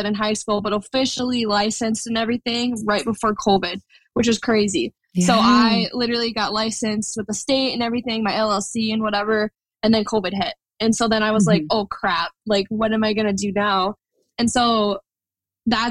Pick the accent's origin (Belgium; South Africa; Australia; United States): United States; Minneapolis, Minnesota; I'm from Minneapolis, Minnesota, but honestly, I'm never really home when it comes to photography. So I say that's my home base